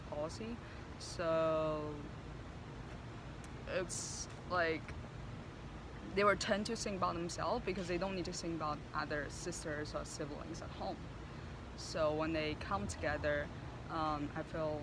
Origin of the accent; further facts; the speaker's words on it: China; now in United States; I'm from China.